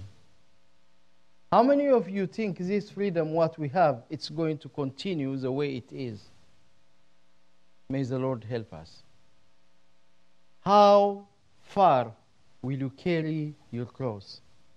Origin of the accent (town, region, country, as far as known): Ethiopia; now in United States